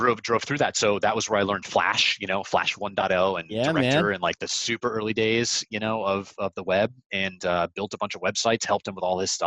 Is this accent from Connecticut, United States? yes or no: yes; Connecticut, United States; grew up in Connecticut.